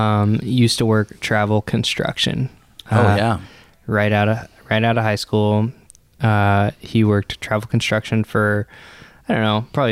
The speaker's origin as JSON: {"language": "English", "town": "Columbus", "region": "Nebraska", "country": "United States", "tie": "born or raised there", "said": "From one town in Nebraska to Columbus, Nebraska, my hometown."}